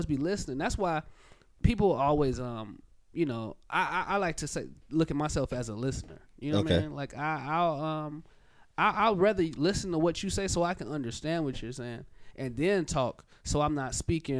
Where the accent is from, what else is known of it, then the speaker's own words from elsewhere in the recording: Harvey, Illinois, United States; I'm from Harvey.